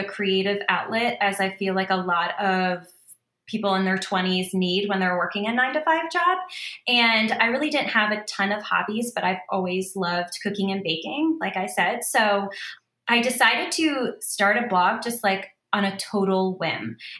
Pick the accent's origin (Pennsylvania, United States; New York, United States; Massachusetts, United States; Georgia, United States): Pennsylvania, United States; Philadelphia; moved away as an adult; also born or lived in Baltimore, Maryland; now in Maryland, United States; I was born and raised in the suburbs of Philadelphia